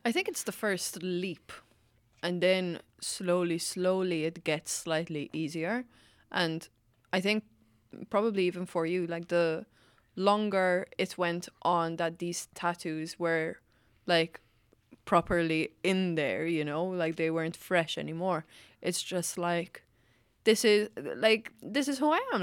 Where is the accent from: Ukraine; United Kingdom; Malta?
Malta; now in Ireland; I'm from Malta